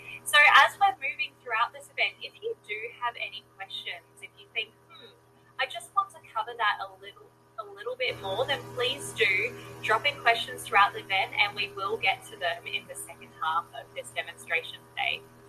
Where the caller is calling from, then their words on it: Greenville, South Carolina, United States; I'm tuning in from Greenville, South Carolina.